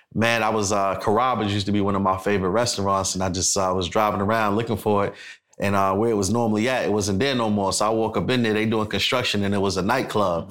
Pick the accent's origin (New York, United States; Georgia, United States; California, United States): New York, United States; New York City; now in Atlanta, United States; I'm from Brooklyn, New York City.